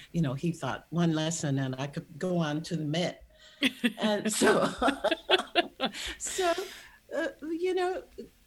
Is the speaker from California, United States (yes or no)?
no; St. Louis, Missouri, United States; I was born in St. Louis